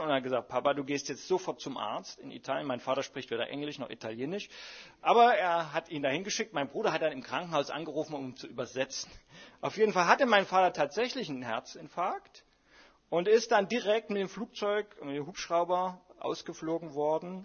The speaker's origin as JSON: {"language": "German", "town": "Dresden", "region": "Saxony", "country": "Germany", "tie": "born or raised there", "said": "ich bin ja in Dresden groß geworden"}